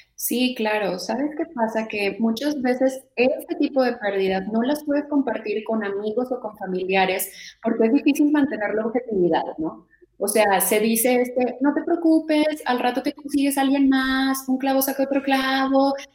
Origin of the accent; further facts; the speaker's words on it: Mexico; como mexicanos o como latinos